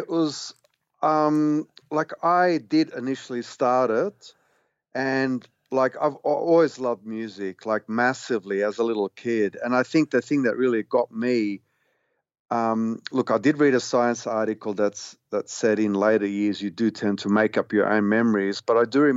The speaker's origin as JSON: {"language": "English", "country": "Australia", "said": "being an Australian, you know, loving like the sort of the stuff that everyone else did at that stage, being a teenager at school"}